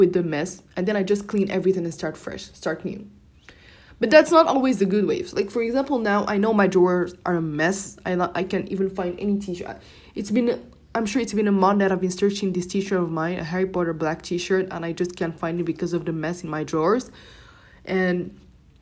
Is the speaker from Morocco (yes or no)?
yes; Morocco; first language Moroccan Arabic (Darija); English is a second language; I was speaking my native language, Darija.